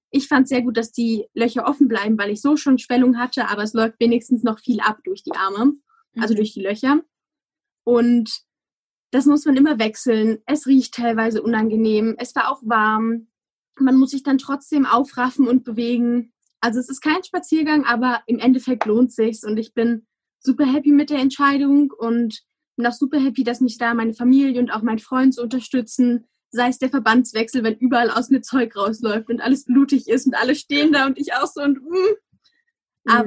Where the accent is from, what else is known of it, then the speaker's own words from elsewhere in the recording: Rhineland-Palatinate, Germany; ich komme aus dem Westerwald. Ich weiß nicht, ob das jemandem, der zuhört, was sagt ursprünglich. Also da wohnen meine Eltern. Es ist sehr bergig.